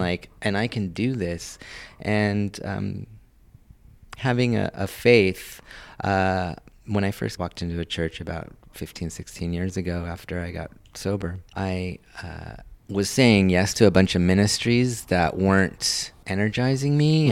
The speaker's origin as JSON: {"language": "English", "town": "Los Angeles", "region": "California", "country": "United States", "tie": "born or raised there", "said": "I was born and raised in Hollywood"}